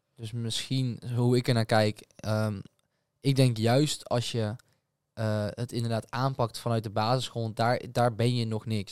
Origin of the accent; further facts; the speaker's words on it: Breda, North Brabant, Netherlands; wij komen natuurlijk uit Breda